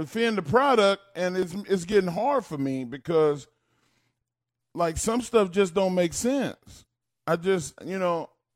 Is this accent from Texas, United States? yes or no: yes; Texas, United States; I grew up in Texas